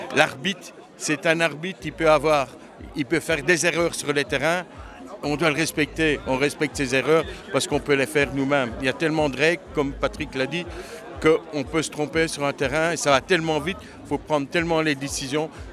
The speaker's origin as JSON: {"language": "French", "town": "Charleroi", "region": "Wallonia", "country": "Belgium", "said": "on est Carolo, on est belge"}